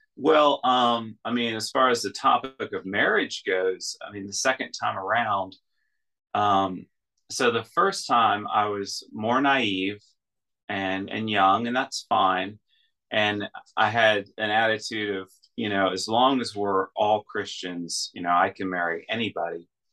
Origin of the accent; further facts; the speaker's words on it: United States; moved away as an adult; now in Russia; I'm an American in Russia